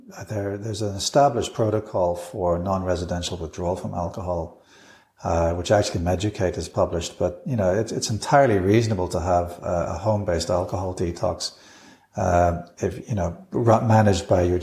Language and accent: English; United Kingdom; now in Australia; And certainly when I came from the United Kingdom to Australia, I was very impressed with the standard of general practice.